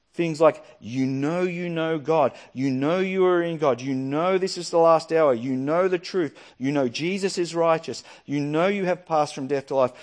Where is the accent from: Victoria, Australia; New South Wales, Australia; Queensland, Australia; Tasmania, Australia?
Victoria, Australia; Yackandandah; moved away; Yakindando is my hometown, it's where I grew up